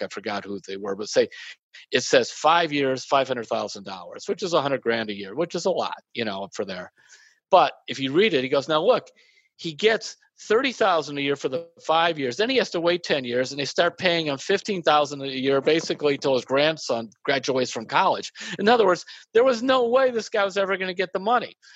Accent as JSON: {"language": "English", "region": "Midwest", "country": "United States", "said": "I'm from the Midwest"}